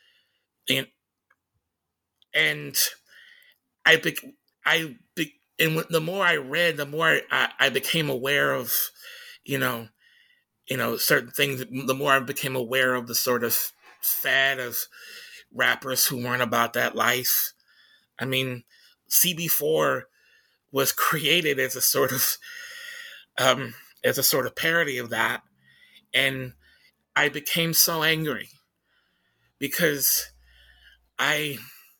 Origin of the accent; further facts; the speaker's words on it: Tacoma, Washington, United States; moved away; the tenements that, that I grew up in Hillside Terrace